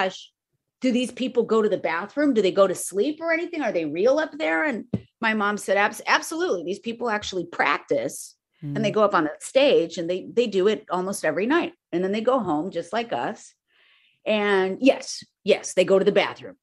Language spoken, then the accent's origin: English; Downey, California, United States; the house where I was born and raised in Downey